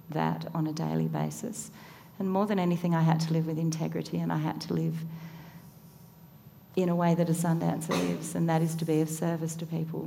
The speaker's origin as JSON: {"language": "English", "region": "Tasmania", "country": "Australia", "tie": "born or raised there", "said": "I grew up in Tasmania"}